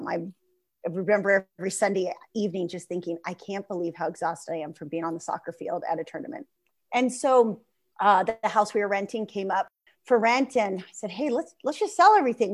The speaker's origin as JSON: {"language": "English", "town": "San Diego", "region": "California", "country": "United States", "said": "I'm from San Diego"}